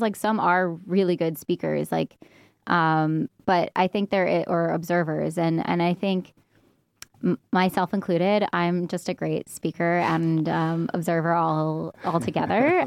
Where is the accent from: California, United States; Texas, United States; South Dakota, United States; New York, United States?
New York, United States; moved away as an adult; now in Barcelona, Spain; I am from New York